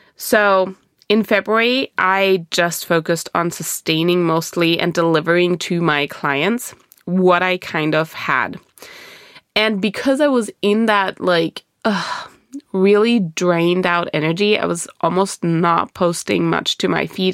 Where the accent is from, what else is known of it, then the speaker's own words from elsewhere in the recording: Germany; moved away; I was born and raised in Germany.